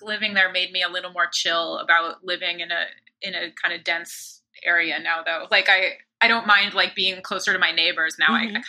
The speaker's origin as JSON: {"language": "English", "town": "Palo Alto", "region": "California", "country": "United States", "also_born_or_lived": "New York", "moved": "as an adult", "lives_now": "Los Angeles, United States", "said": "I'm from the Bay Area. Okay. Yeah, Palo Alto. And then I went to college in LA and lived in LA for 8 years. And then I moved to New York for 5 years."}